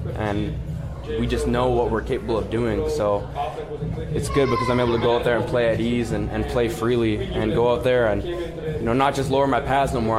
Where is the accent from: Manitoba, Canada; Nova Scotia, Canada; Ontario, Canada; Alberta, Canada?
Manitoba, Canada; Winnipeg; my hometown